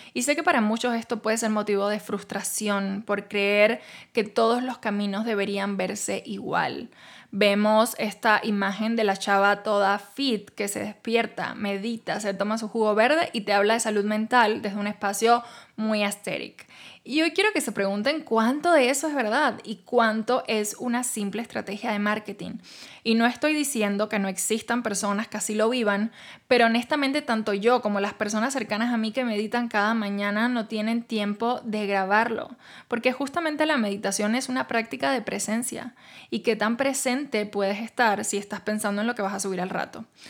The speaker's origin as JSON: {"language": "Spanish", "country": "Cuba", "moved": "yes", "lives_now": "Mexico"}